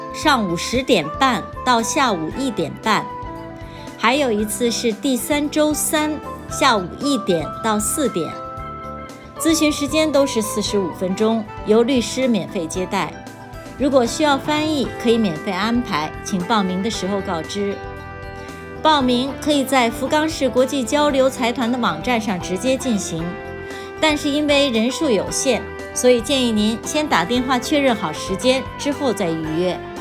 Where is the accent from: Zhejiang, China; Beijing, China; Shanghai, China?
Beijing, China; now in Fukuoka, Japan; 我来自北京